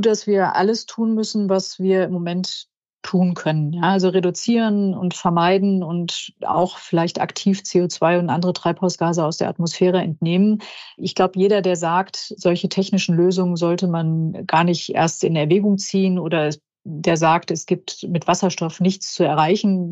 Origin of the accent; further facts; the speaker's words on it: Germany; bei uns in Deutschland